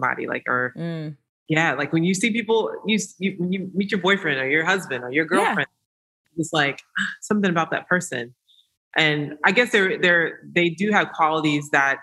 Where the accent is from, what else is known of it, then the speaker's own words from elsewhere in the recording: Georgia, United States; moved away; I'm from Georgia